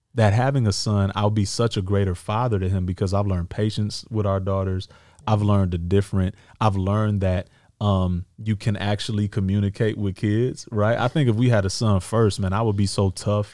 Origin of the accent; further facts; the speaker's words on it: Detroit, Michigan, United States; now in Los Angeles, United States; what we grew up with in Detroit